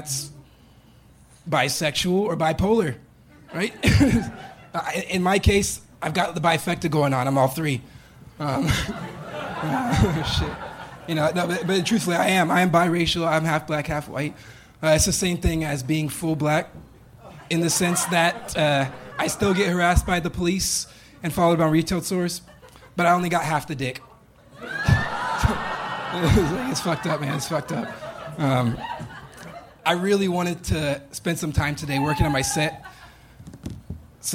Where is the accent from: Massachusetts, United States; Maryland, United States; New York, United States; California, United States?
California, United States; Bakersfield; also born or lived in Seattle; now in Austin, United States; I'm from Bakersfield, California